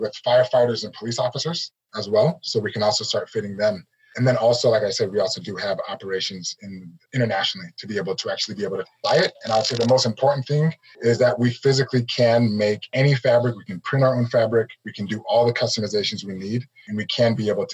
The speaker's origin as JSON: {"language": "English", "town": "Arvada", "region": "Colorado", "country": "United States", "tie": "born or raised there", "also_born_or_lived": "Oregon", "moved": "as an adult", "said": "I grew up in Arvada, Colorado"}